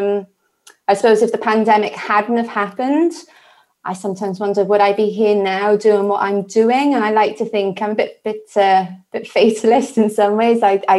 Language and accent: English; Wales, United Kingdom; But originally from the green grass of home, which is South Wales in the UK. And actually, I can actually see Wales from my window.